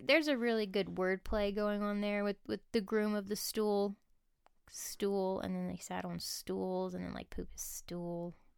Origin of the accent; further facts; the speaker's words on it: United States; being American